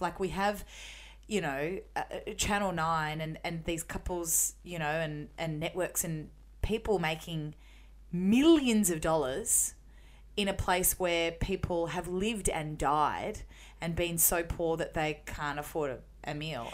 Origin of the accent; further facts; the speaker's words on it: Melbourne, Victoria, Australia; the suburb where I grew up in Melbourne.